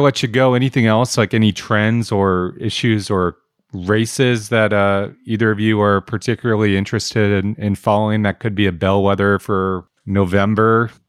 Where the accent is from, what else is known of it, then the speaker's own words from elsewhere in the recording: Medford, Oregon, United States; I grew up in Medford. I don't live in Medford.